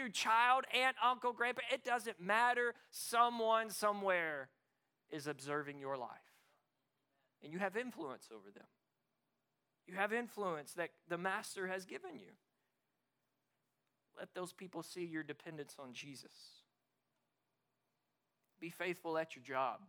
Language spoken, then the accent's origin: English; Arkansas, United States; moved away; also born or lived in East Texas; I grew up in Arkansas. We're all about farming